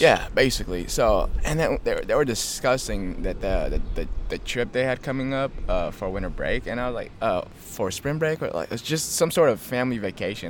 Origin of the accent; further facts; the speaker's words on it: Ethiopia; also born or lived in Kenya; now in United States; I came from Ethiopia. I, I was raised there and I came here